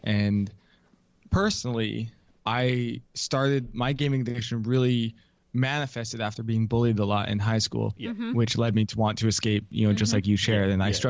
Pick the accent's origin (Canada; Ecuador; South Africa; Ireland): Canada; now in United States; especially in the US where I live now, I'm Canadian originally.